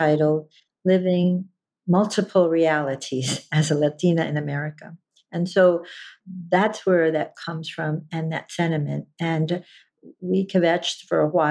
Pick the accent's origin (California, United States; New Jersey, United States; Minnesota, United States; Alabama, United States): New Jersey, United States; from the country of New Jersey. That gives you my background. That's where I was born and raised